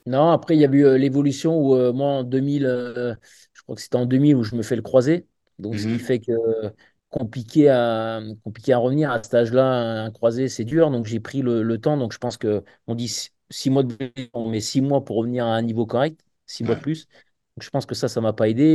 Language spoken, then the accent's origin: French; village near Oullins, Auvergne-Rhône-Alpes, France; j'ai pu rejoindre le, club de mon village à deux ans. Et après, à partir de là, je suis parti à côté du Casco Loulin, qui était, euh, qui était un club qui était très réputé chez les jeunes avant la formation lyonnaise